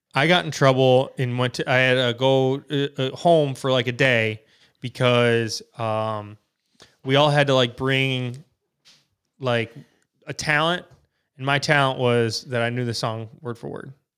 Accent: Wisconsin, United States; we're from Wisconsin

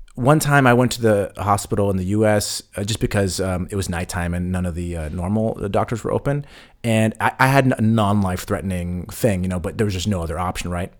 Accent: United States; moved away; we're from the States

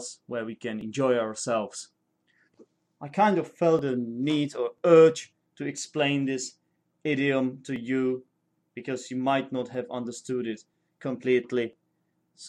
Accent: Czechia; first language Czech; English is a second language; my native language, which is Czech

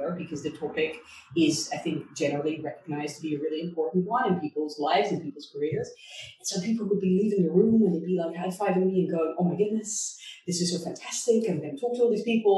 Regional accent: Netherlands; moved away as an adult; also born or lived in Hong Kong; I'm originally from Holland

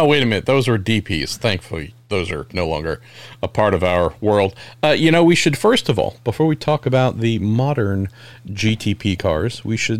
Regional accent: United States; I'm an American

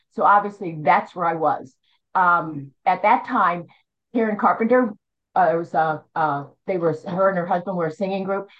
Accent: outside Philadelphia, Pennsylvania, United States; moved away; I'm from Philly, well outside Philly

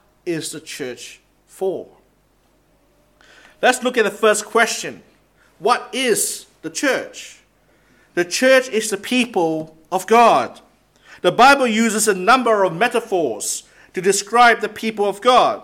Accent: Singapore; moved away; I come from Singapore as well.

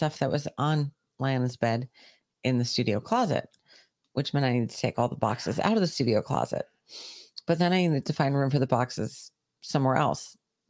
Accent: New York, United States; I'm a New Yorker.

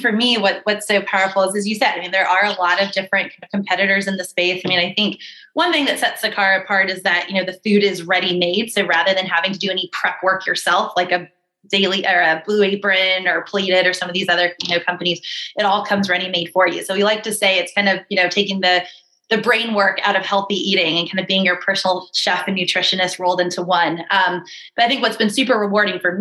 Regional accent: Northern Virginia, United States; accent: Southern; moved away as an adult; also born or lived in Chicago, Illinois; now in New York City, United States; born in Chicago and then moved to the Northern Virginia area, not too far from Roslyn, and lived there most of my life

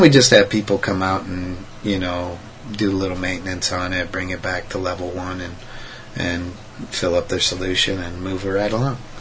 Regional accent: United States; I'm American-born citizen. I love America.

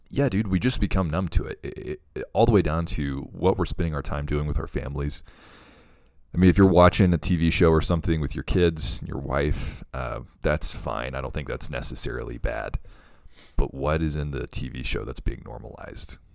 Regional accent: the Bible Belt, United States; growing up in the Bible Belt

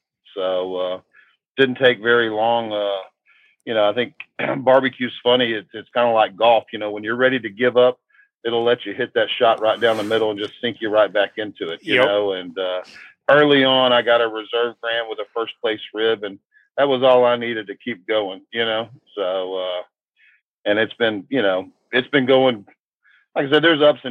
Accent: Houston, Texas, United States; I live in Houston, or I grew up in Houston. I live in a small town outside of Houston at the moment

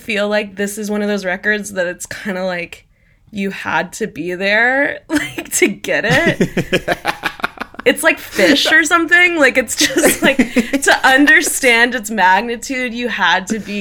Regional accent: Greenwood, Indiana, United States; I grew up in Greenwood, Indiana

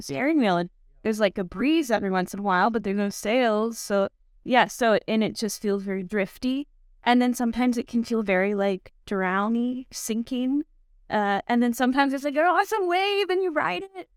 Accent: Texas, United States; I grew up in Texas

